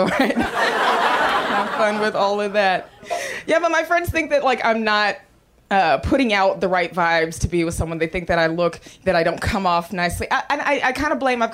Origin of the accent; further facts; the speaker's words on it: Austin, Texas, United States; moved away as an adult; I'm from Austin, Texas